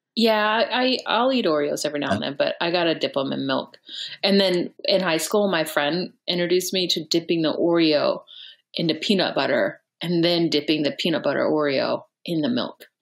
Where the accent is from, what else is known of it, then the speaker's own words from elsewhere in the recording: Texas, United States; also born or lived in Chicago; now in Los Angeles, United States; I'm from Texas, but I lived in Chicago for a little while